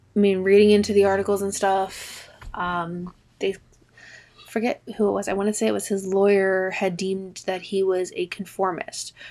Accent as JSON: {"language": "English", "region": "Maryland", "country": "United States", "tie": "born or raised there", "moved": "yes", "lives_now": "Delaware, United States", "said": "I grew up in Maryland, like, right across the border between Maryland and Delaware."}